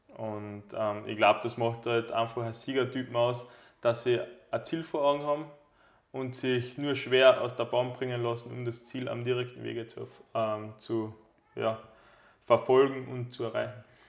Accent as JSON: {"language": "German", "region": "Carinthia", "country": "Austria", "said": "bei uns in Kärnten"}